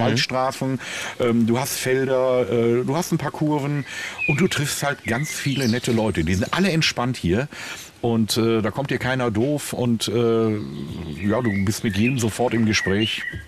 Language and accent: German; Willingen, Hesse, Germany; also born or lived in Sauerland; now in Münster, Germany; ich bin ja gebürtiger Sauerländer, mhm. äh, komme ja aus Willingen